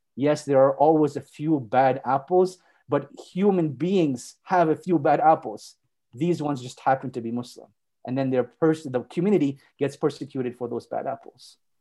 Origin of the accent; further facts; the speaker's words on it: Montreal, Quebec, Canada; moved away as an adult; also born or lived in Saudi Arabia; now in Calgary, Canada; I was born and raised in Montreal, and I spent the vast majority of my life there.